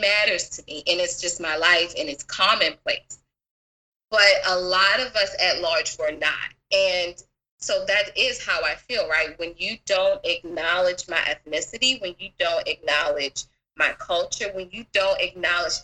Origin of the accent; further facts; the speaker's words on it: Baltimore, Maryland, United States; now in California, United States; I'm originally from Baltimore